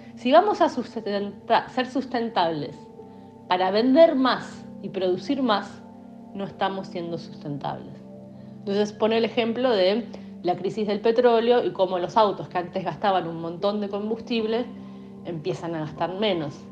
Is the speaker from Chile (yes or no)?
no; Argentina; los argentinos, por cómo vivimos